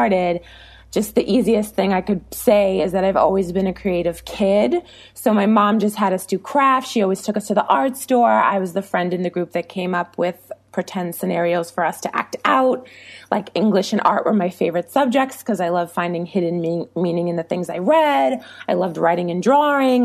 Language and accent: English; New York, United States; I'm from New York and it happened, you know, 40 minutes away from where I went to school and where we lived